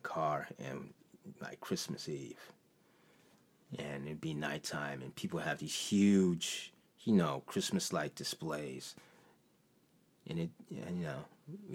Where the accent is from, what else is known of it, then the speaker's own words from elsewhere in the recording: Detroit, Michigan, United States; moved away as an adult; also born or lived in Chicago; I was born in Henry Ford Hospital